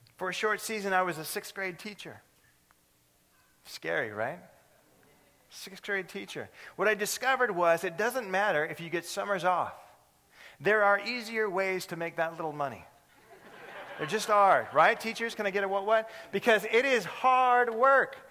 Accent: California, United States; moved away; I'm from California

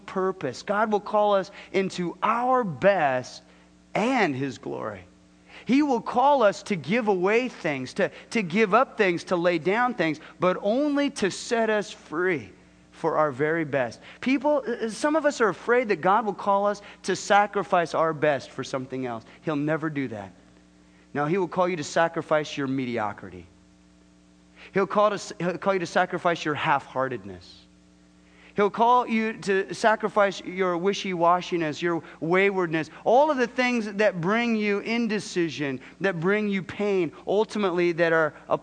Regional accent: Southern California, United States; moved away; I'm from Southern California.

